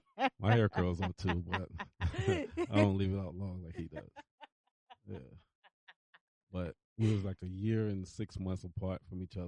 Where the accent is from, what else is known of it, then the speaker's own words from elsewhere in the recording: Virginia Beach, Virginia, United States; I was born in Virginia Beach in the Rosemont Road area.